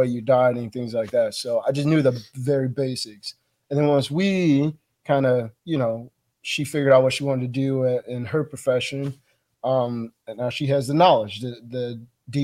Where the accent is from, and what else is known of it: Chicago, Illinois, United States; born or raised there; moved away